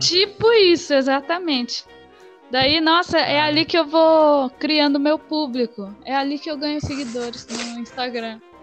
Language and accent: Portuguese; Ubatuba, São Paulo, Brazil; moved away as an adult; now in São Paulo, Brazil; eu sou, na real, sou de Ubatuba, eu moro em São Paulo. Vim pra cá estudar dança.